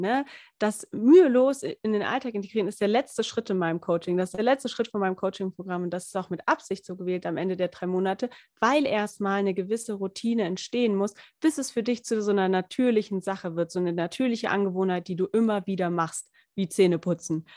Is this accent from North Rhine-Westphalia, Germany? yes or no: no; Lindau, Bavaria, Germany; ich komme ja aus Lindau, Lindau am Bodensee